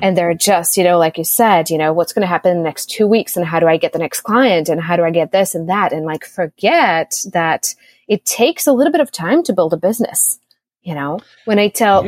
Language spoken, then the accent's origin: English; Czechia; also born or lived in Austin, United States / United States; now in Costa Rica; I was born in the Czech Republic, a dual Czech Republic and US citizen, and now I live in Costa Rica ever since February 2020.